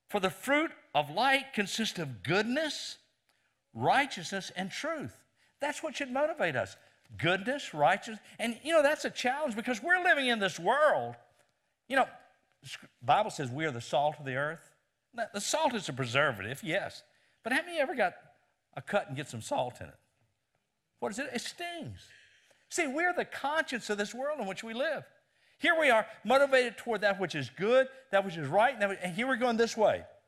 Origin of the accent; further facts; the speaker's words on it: Lynchburg, Virginia, United States; Lynchburg, Virginia, my hometown